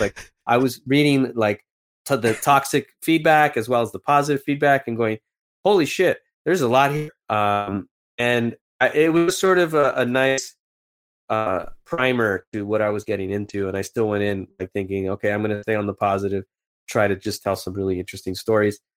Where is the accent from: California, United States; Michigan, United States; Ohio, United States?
California, United States; Los Angeles; I come from East L A, and my dad's, uh, from Mexico